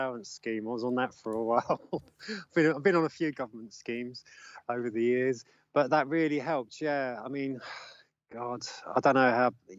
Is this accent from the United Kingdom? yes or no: yes; London, United Kingdom; I'm from Camberwell in South London.